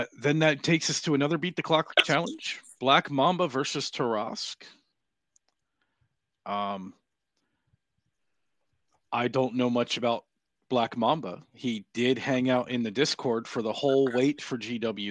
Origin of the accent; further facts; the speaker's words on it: Southern California, United States; now in Deep South, United States; I grew up in Southern California, so I've had Spanish since I was three